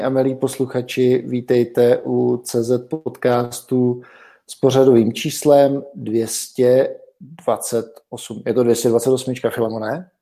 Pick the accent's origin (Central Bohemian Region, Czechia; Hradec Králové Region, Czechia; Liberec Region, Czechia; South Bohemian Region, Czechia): South Bohemian Region, Czechia; now in Prague, Czech Republic; u nás v Jižních Čechách